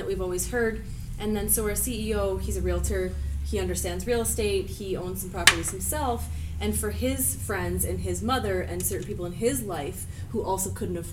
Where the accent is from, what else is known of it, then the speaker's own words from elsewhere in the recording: Toronto, Ontario, Canada; also born or lived in London; now in Vancouver, Canada; I'm from Toronto area originally.